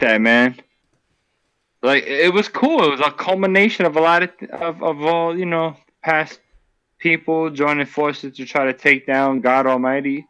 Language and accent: English; New York, United States; I'm a New Yorker